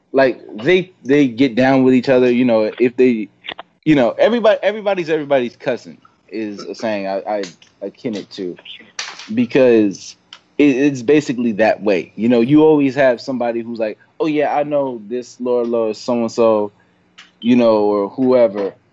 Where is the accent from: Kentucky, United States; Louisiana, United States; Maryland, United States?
Maryland, United States; Baltimore; I'm from Baltimore